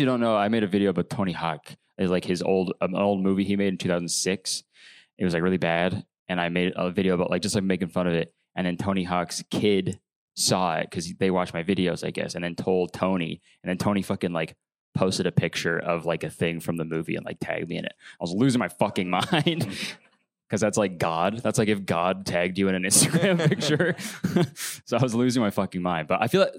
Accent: Canada; I'm Canadian

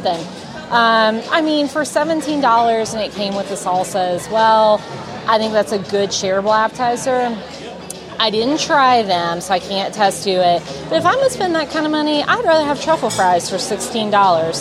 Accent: the South, United States; I'm from the South

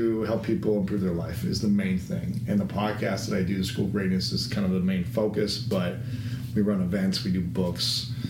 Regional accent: Delaware, Ohio, United States; Small town, Delaware, Ohio.

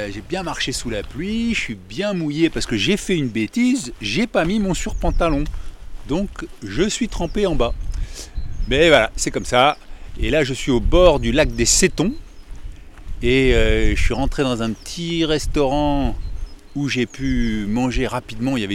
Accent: Bourgogne-Franche-Comté, France; moved away as an adult; also born or lived in Paris; je suis originaire du Morvan.

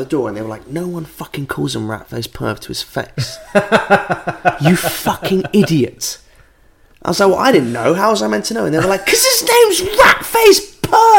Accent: Norwich, East of England, United Kingdom; now in London, United Kingdom; Back in the day, when I grew up in Norwich

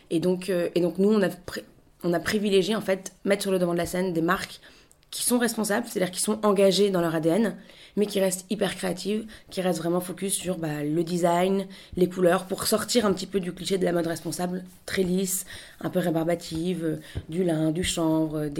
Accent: Paris, Île-de-France, France; moved away as an adult; now in Lille, France; J'ai 27 ans, j'ai grandi, je suis née, j'ai grandi à Paris, mais toute ma famille est originaire du, nord, de Lille. Et voilà, je suis, rentrée, je suis rentrée dans le nord du coup il y a deux ans

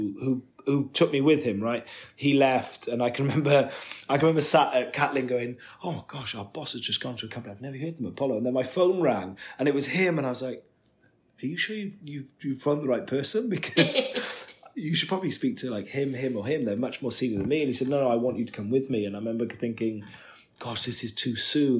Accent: Wales, United Kingdom; I'm Welsh

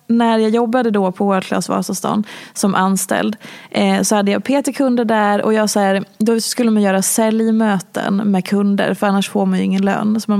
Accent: Oslo, Norway; now in Stockholm, Sweden; Eh, jag kom från Oslo jag hade precis träffat min exman Kim

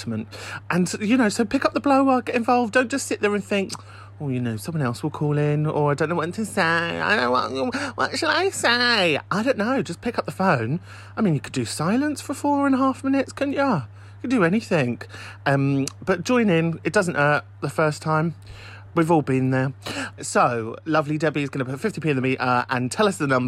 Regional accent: London, United Kingdom; I'm from London.

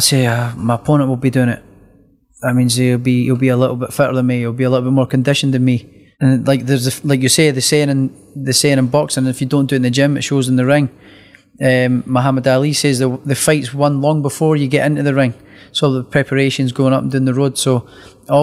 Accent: Scotland, United Kingdom; me being Scottish

